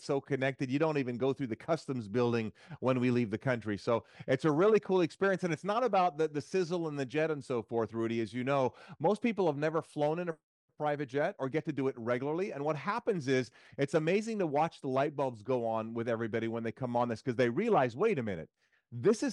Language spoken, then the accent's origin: English; Jamaica; moved away; also born or lived in Central Florida; I'm also originally from Jamaica